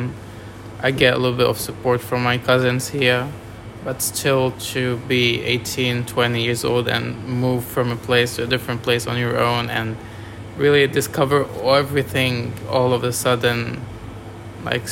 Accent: France; moved away as an adult; now in Australia; I'm from France.

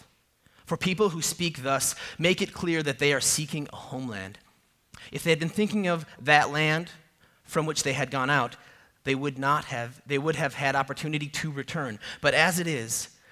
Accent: a suburb of Minneapolis, Minnesota, United States; now in Arizona, United States; I grew up in a suburb of the Twin Cities in Minnesota, a suburb of Minneapolis

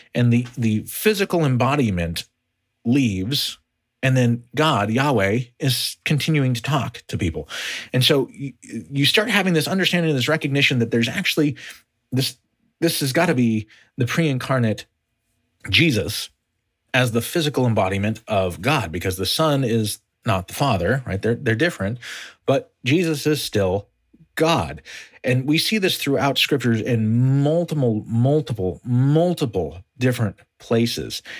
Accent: United States; As an American

